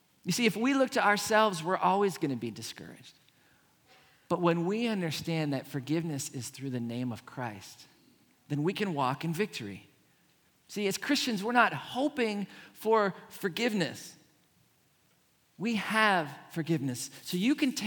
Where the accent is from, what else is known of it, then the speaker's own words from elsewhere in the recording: Pittsburgh, Pennsylvania, United States; I grew up in Pittsburgh